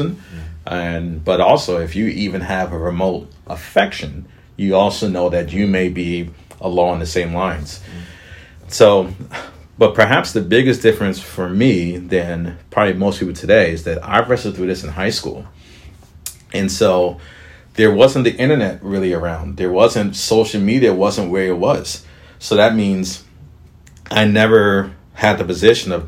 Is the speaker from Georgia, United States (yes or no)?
yes; right outside of Atlanta, Georgia, United States; I was raised right outside of Atlanta